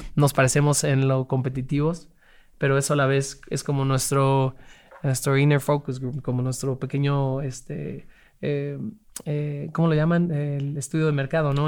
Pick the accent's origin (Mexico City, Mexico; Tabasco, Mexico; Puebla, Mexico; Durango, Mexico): Mexico City, Mexico; Crecimos y nacimos en la, Ciudad de México